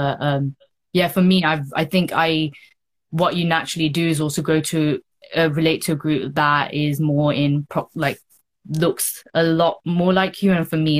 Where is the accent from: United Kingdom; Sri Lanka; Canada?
Sri Lanka; Yeah, so I'm Tamil. So I'm a Tamil from Sri Lanka. I choose not to call myself Sri Lankan just purely because of that.